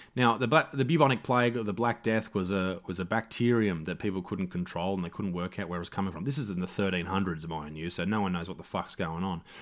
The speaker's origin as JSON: {"language": "English", "town": "Newcastle", "region": "New South Wales", "country": "Australia", "tie": "born or raised there", "said": "Newcastle, my hometown"}